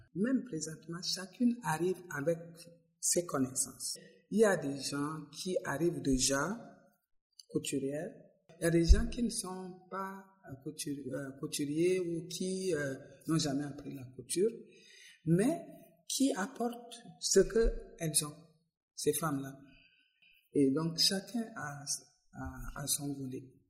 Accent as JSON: {"language": "French", "town": "Moundou", "region": "Logone Occidental", "country": "Chad", "moved": "as an adult", "lives_now": "Montreal, Canada", "said": "je suis donc euh, de la partie du sud, euh, exactement de Mundu"}